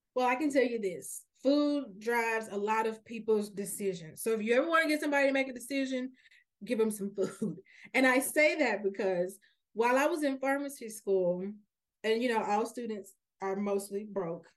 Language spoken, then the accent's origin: English; Memphis, Tennessee, United States; now in Nashville, United States; I'm actually a, a native Memphian. I, I'm, I was born and raised in Memphis my entire life